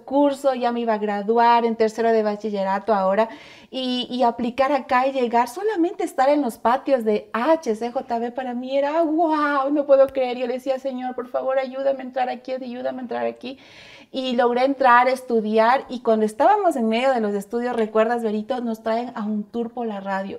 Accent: Ecuador; como ecuatorianos

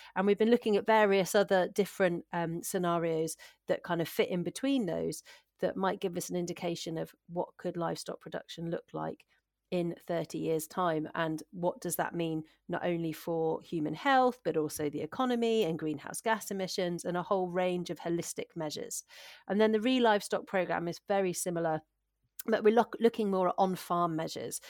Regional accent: Shropshire, West Midlands, United Kingdom; moved away as an adult; also born or lived in North Wales / Hampshire / West Sussex; now in Aberdeenshire, United Kingdom; I'm originally from Shropshire, uh, which is just on the England Wales border, and I spent a lot of my childhood actually in, in North Wales.

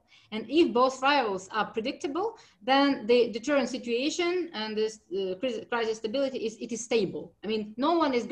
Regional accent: Ukraine; I'm from Ukraine

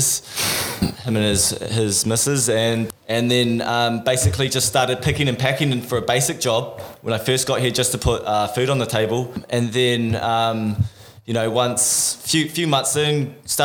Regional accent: Auckland, New Zealand; moved away as an adult; now in Gold Coast, Australia; I was born and raised in Auckland

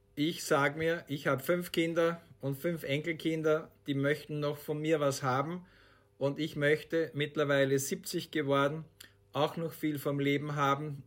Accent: Austria; Bei uns in Österreich

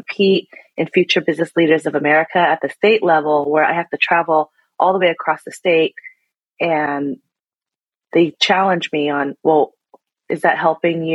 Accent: Seattle, Washington, United States; My ethnicity, I'm Vietnamese. And then I was born here in Seattle. And so I will identify as Vietnamese American

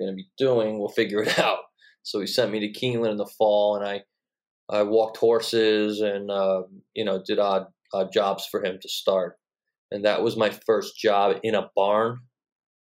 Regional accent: Long Island, New York, United States; I grew up on Long Island, like 15 miles from Belmont

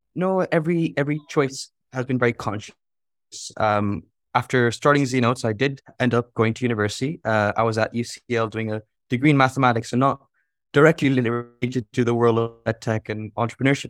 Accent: Jeddah, Makkah Province, Saudi Arabia; I'm dialing in from Jeddah, uh, and from a teenage bedroom

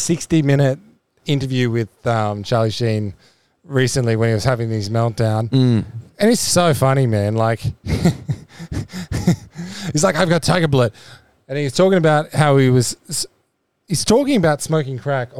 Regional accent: Australia; Maybe it's because I'm Australian

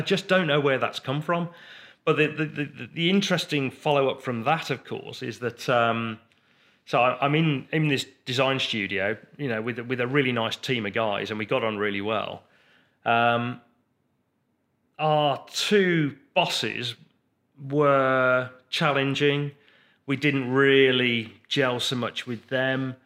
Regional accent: Redditch, West Midlands, United Kingdom; we grew up in, um, Redditch

